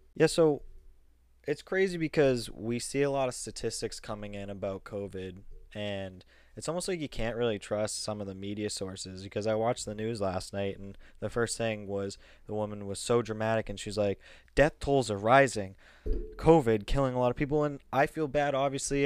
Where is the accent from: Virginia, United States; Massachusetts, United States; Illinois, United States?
Massachusetts, United States; we're from Massachusetts